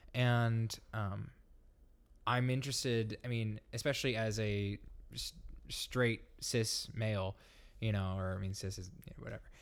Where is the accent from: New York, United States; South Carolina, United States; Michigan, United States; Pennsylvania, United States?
Michigan, United States; Grand Rapids; I'm from Grand Rapids